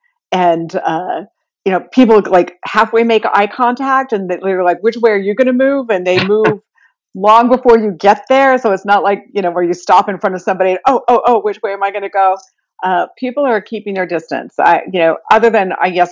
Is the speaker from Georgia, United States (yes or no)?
no; Utah, United States; moved away as an adult; now in New York, United States; I'm originally from Utah. I moved to New York 30 plus years ago